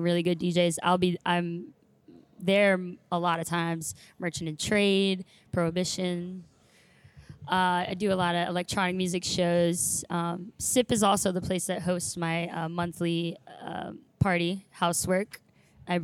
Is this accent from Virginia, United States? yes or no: no; Maryland, United States; moved away as an adult; also born or lived in Romania / Hickory, North Carolina; now in Charlotte, United States; I'm from Maryland